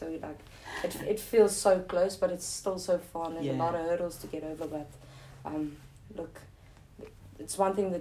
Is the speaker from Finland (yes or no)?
no; South Africa; being a South African cricketer or yeah. sports person